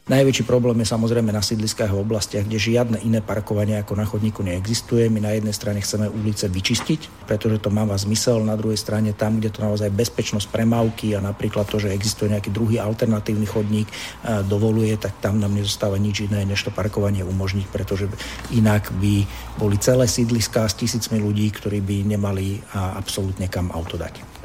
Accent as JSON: {"language": "Slovak", "town": "Trnava", "region": "Trnava Region", "country": "Slovakia", "said": "u nás v Trnave"}